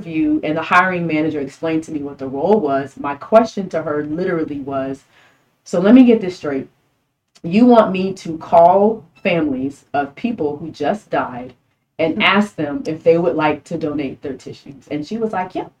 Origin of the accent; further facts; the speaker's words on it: Miami, Florida, United States; moved away as an adult; now in San Antonio, United States; I'm from Miami